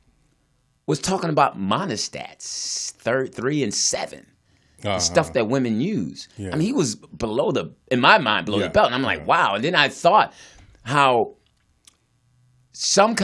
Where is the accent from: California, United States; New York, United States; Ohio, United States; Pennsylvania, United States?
Pennsylvania, United States; Philadelphia; I grew up in Philly